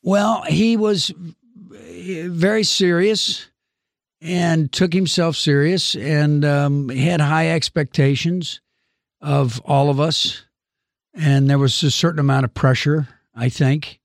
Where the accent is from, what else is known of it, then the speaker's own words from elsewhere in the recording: Georgia, United States; moved away; I am from the South. I was born in nineteen fifty-eight.